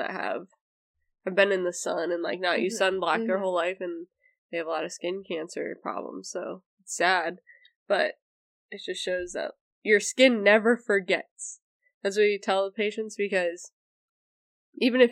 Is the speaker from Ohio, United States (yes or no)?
yes; Ohio, United States; We're from Ohio